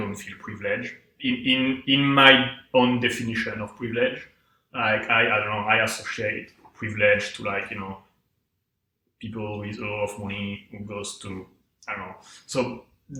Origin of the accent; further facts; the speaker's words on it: south of France, France; moved away; I come from, like, the south of France, in a small town, like 1,500 people ish.